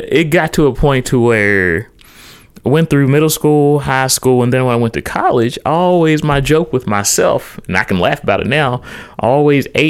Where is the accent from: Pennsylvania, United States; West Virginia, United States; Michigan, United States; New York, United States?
West Virginia, United States; Charleston; I'm originally from the Cross Lanes, Charleston area. And I grew up, typically I went to, Cross Lanes Christian throughout school. Went to West Virginia State for my undergrad